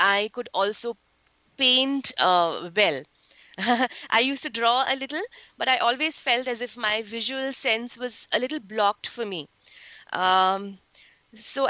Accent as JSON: {"language": "English", "country": "India", "moved": "as an adult", "lives_now": "Silicon Valley, United States", "said": "I relocated from India to here in the United States around 7 years back."}